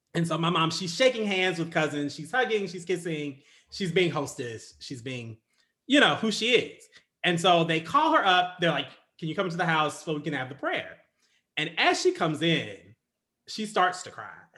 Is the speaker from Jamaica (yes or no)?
no; United States; even being black in America, I'm still an American